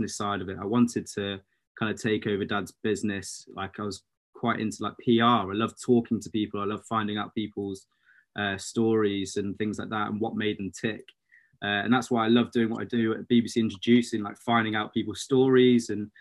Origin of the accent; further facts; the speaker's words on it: Shrewsbury, West Midlands, United Kingdom; also born or lived in London; I moved from London when I was four because of mum and dad's kind of business. Then just grew up in Shrewsbury, went to school there